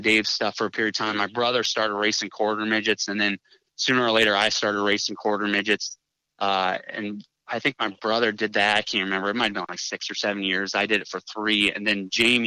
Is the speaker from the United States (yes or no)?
yes; Wooster area, Ohio, United States; growing up around, you know, the Worcester area